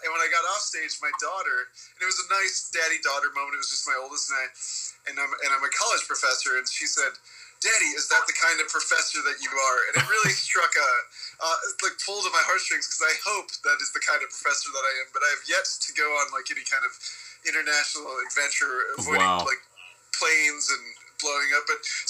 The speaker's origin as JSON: {"language": "English", "town": "Salt Lake City", "region": "Utah", "country": "United States", "tie": "born or raised there", "said": "So I grew up in Salt Lake City, Utah. I myself am not LDS, but most of my friends were Mormon."}